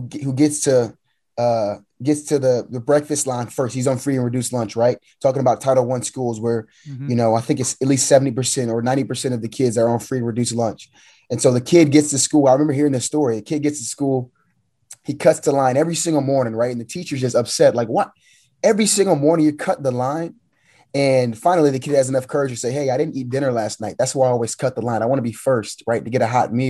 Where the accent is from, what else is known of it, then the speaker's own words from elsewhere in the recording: United States; I was born in the States